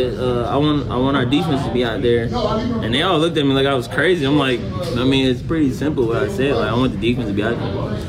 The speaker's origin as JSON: {"language": "English", "town": "Charlotte", "region": "North Carolina", "country": "United States", "said": "I don't think coach knew I was from Charlotte"}